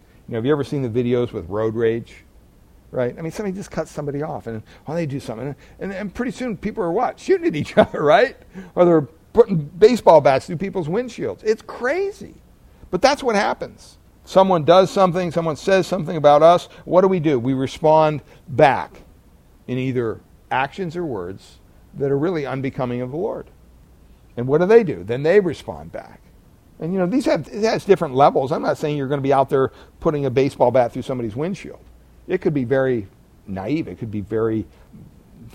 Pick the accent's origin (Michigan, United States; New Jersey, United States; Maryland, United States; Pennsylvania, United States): Pennsylvania, United States; I grew up in Pennsylvania